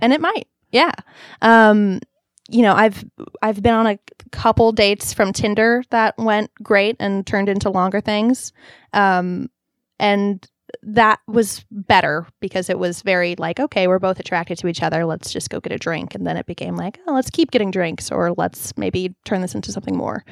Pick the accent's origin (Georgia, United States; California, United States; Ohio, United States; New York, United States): California, United States; Long Beach; moved away as an adult; now in Los Angeles, United States; I grew up in Long Beach, which was very Orange County